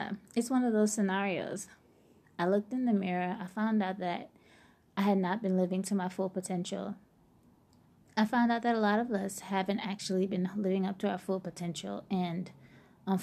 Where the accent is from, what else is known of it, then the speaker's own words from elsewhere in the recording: New Orleans, Louisiana, United States; I'm from New Orleans